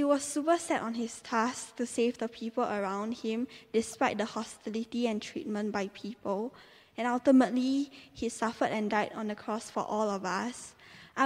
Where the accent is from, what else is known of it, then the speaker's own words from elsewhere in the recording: Singapore; moved away as an adult; now in Teddington, United Kingdom; I came from Singapore, and I came here to study dance